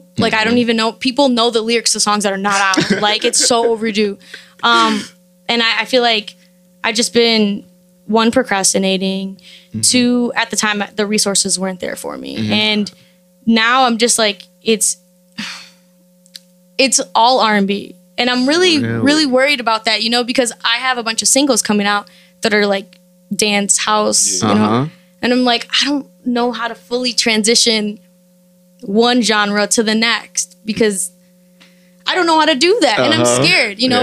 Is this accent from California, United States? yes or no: no; Chicago, Illinois, United States; I'm from Chicago